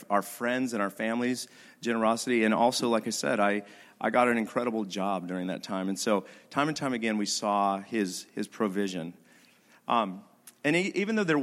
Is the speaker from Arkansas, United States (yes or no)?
no; Idaho, United States; I'm from Idaho